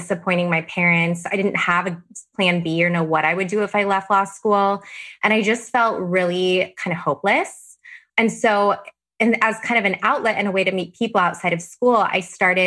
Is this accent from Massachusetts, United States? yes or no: no; Arizona, United States; moved away as an adult; now in San Diego, United States; I'm from Arizona originally, and I moved to law school in San Diego, which is where I currently still live.